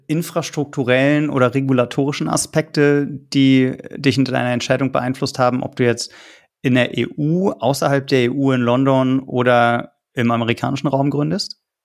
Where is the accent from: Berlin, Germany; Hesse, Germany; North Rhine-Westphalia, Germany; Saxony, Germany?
Berlin, Germany; Ich bin gebürtiger Berliner